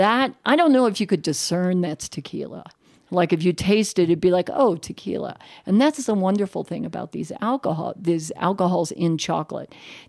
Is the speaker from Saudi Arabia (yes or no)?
no; Ireland; You know, I'm Irish, so it's kind of what we do.